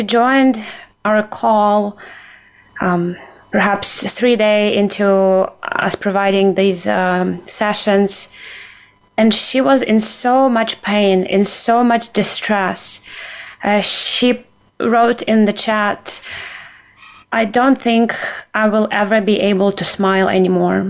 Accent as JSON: {"language": "English", "country": "Ukraine", "also_born_or_lived": "United States", "moved": "yes", "said": "as a Ukrainian, as an American"}